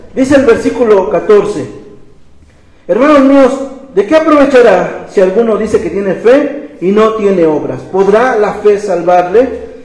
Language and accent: Spanish; Mexico; como mexicanos